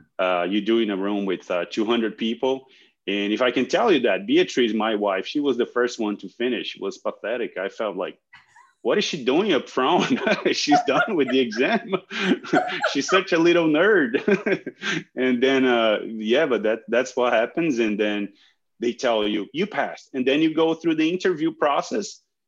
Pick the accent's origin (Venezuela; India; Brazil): Brazil; moved away as an adult; also born or lived in Wisconsin, United States / Guelph, Canada; now in Montreal, Canada; I was born in Brazil, and I did my studies there, did some of my training there, my master's and PhD with focus in feline analgesia. And then moved on to North America back in 2006 and worked at the University of Wisconsin, Guelph